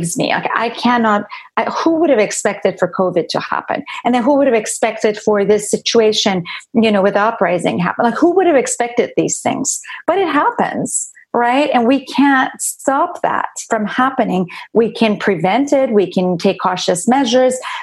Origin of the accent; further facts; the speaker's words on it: Iran; moved away; I didn't grow up here. I grew up in Iran